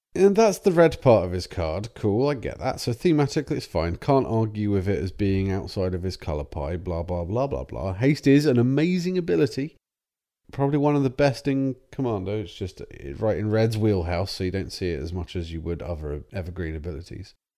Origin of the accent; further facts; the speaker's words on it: England, United Kingdom; We're English.